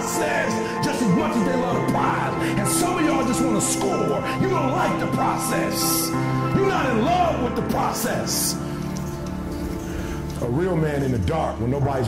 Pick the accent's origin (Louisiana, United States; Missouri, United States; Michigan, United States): Michigan, United States; Detroit; I'm from Detroit, homeless.